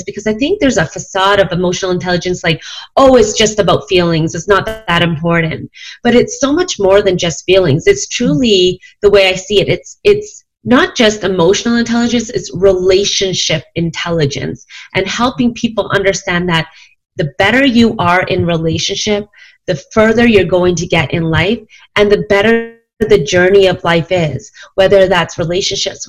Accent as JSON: {"language": "English", "country": "Canada", "lives_now": "Calgary, Canada", "said": "I am from Canada, Calgary, Alberta, to be specific. I'm Chinese. My parents immigrated to Canada"}